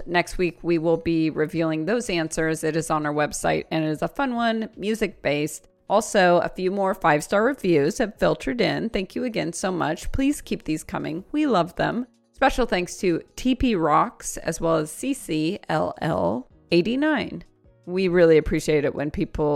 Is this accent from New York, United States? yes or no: no; Oregon, United States; now in Southern California, United States; my home state of Oregon